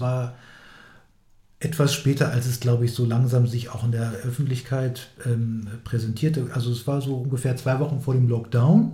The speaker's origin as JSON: {"language": "German", "town": "Hanover", "region": "Lower Saxony", "country": "Germany", "tie": "born or raised there", "also_born_or_lived": "Hildesheim", "said": "ich bin ja in Hannover aufgewachsen, in Hildesheim zwar geboren"}